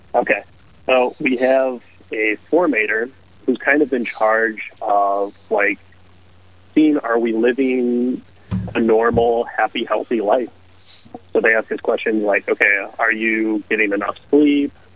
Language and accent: English; Hibbing, Minnesota, United States; I grew up in Hibbing, Minnesota. So little far up north